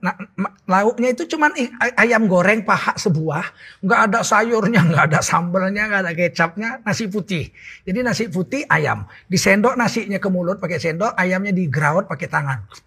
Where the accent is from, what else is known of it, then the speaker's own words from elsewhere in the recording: Medan, North Sumatra, Indonesia; Saya orang Medan